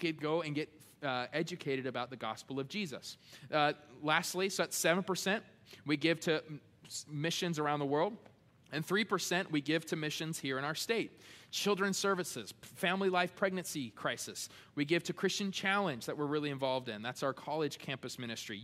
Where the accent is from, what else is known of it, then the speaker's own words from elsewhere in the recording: United States; being American